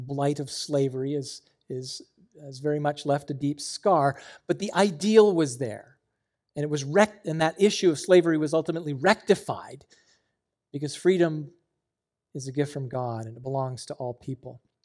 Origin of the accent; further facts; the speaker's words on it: Canada; moved away as an adult; I grew up in Canada